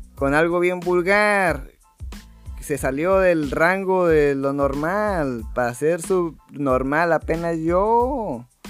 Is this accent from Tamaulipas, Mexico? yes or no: yes; Valle Hermoso, Tamaulipas, Mexico; somos de México